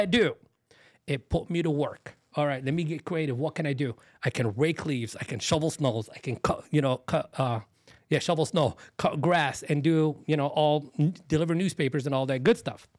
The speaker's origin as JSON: {"language": "English", "town": "Dearborn", "region": "Michigan", "country": "United States", "tie": "born or raised there", "also_born_or_lived": "Beirut, Lebanon", "said": "Where we grew up was in Dearborn, Michigan, which is a suburb of Detroit."}